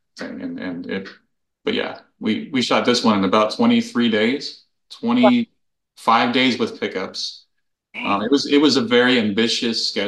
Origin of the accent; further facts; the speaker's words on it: Miami, Florida, United States; moved away; also born or lived in Los Angeles, United States; I'm from Miami originally. That's my hometown